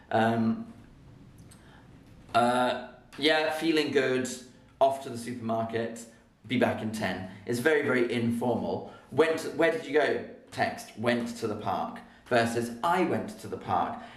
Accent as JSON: {"language": "English", "town": "Birmingham", "region": "West Midlands", "country": "United Kingdom", "said": "Proper Birmingham. I'm from Birmingham and we saying it."}